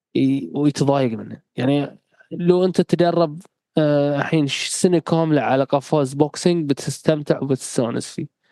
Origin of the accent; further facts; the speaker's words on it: Bahrain; احنا عندنا مثل بحرين